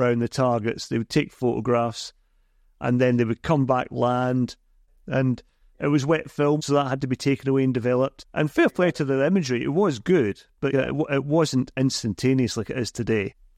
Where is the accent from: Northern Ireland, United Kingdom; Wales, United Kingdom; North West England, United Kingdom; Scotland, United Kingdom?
Scotland, United Kingdom; I'm a Scotsman